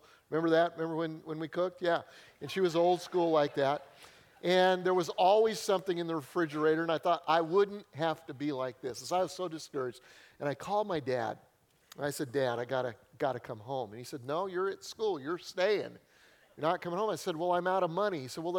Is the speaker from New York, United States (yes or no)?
no; Denver, Colorado, United States; moved away as an adult; I grew up in Denver, Colorado.